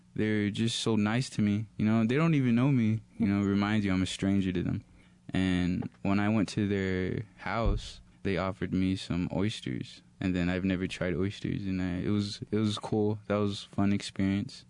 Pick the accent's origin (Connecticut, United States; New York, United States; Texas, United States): Texas, United States; moved away; I'm from Texas originally